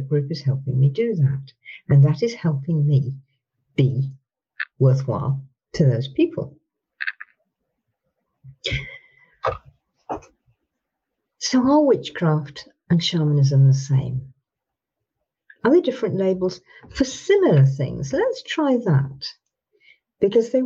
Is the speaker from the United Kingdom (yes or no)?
yes; England, United Kingdom; I'm from Britain.